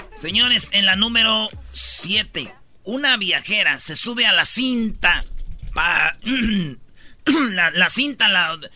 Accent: Michoacán, Mexico; Somos de Michoacán, nomás pasamos por Guadalajara

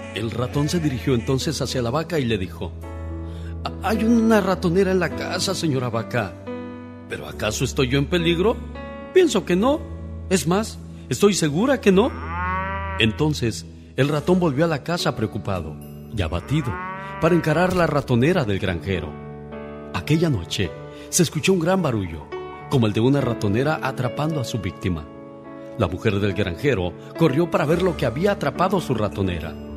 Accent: Guanajuato, Mexico; moved away; Un día salí de Guanajuato, pero Guanajuato nunca salió de mí

